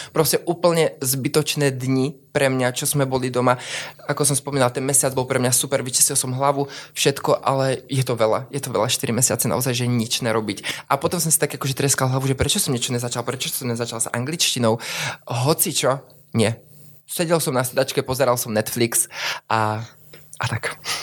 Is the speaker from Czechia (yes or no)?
yes; South Moravian Region, Czechia; moved away as an adult; now in Trnava, Slovakia; ja pochádzam z Moravy, z takej malej dedinky, ktorá sa volá Šepkovice